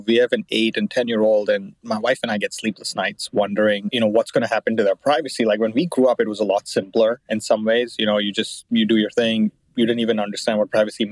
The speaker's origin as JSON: {"language": "English", "country": "India", "tie": "born or raised there", "said": "When I was a little youngin growing up in India"}